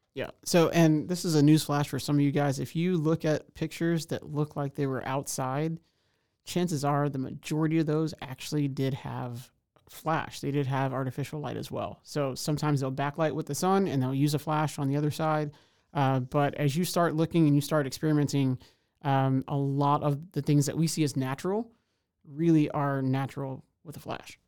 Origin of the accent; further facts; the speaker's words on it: Houston, Texas, United States; now in Waco, United States; I'm originally from Houston, Texas, so much larger place